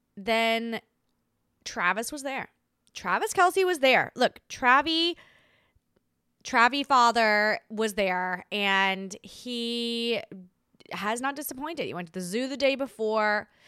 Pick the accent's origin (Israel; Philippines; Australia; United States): Australia; moved away; as an Australian.